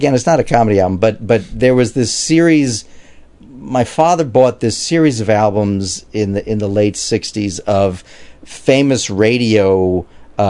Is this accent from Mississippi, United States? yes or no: no; New York City, New York, United States; I grew up in Queens, Glendale, Queens, New York